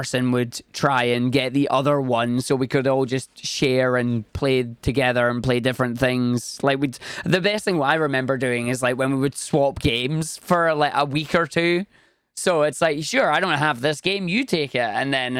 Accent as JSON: {"language": "English", "region": "Scotland", "country": "United Kingdom", "tie": "born or raised there", "said": "No, I'm from the other Irish country. I'm from Scotland. born and raised here, and that's where I am."}